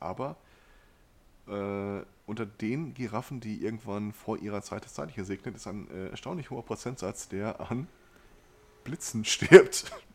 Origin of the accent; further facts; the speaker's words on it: Ruhr area, North Rhine-Westphalia, Germany; hier bei uns im Pott